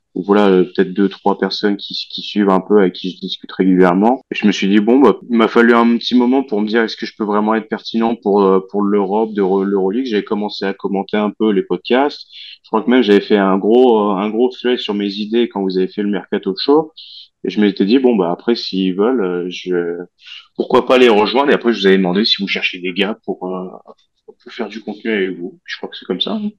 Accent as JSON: {"language": "French", "country": "France"}